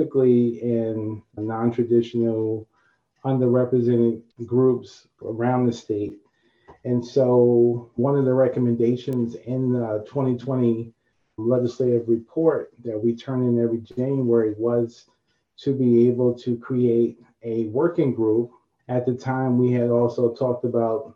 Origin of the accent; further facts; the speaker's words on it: New York City, New York, United States; growing up in Harlem, no agriculture in New York City